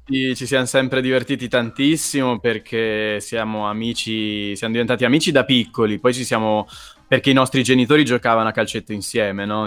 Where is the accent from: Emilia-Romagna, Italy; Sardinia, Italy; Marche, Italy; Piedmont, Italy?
Marche, Italy; Pesaro; moved away; all'epoca vivevo ancora a Pesaro, frequentavo il liceo